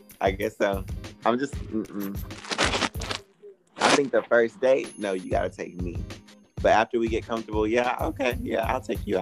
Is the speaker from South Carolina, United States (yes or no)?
yes; Anderson, South Carolina, United States; I'm from Anderson, South Carolina. Really small.